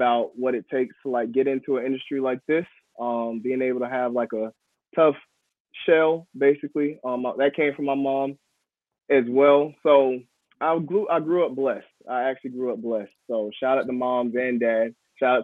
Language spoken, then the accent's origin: English; Raleigh, North Carolina, United States; born or raised there; now in Durham, United States